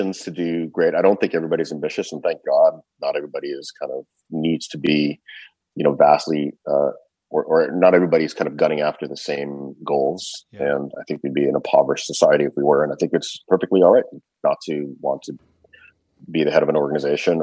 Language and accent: English; Canada; I grew up in Canada